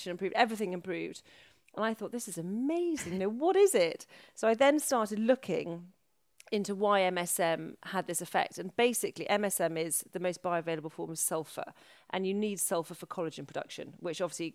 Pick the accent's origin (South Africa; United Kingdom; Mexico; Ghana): United Kingdom; Wales; moved away; I'm from Wales.